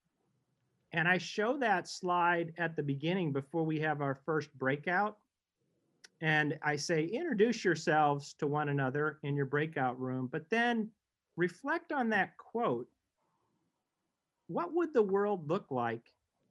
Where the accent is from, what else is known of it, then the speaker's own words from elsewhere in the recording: St. Louis, Missouri, United States; moved away; I grew up in St. Louis